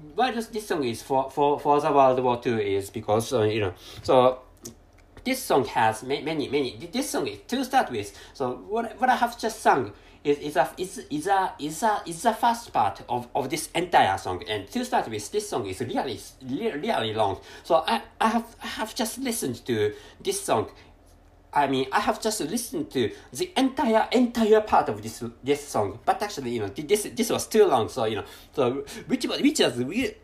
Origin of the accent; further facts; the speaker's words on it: Japan; first language Japanese; English is a second language; I'm a Japan Japanese person, and my mother tongue is Jap- Japanese.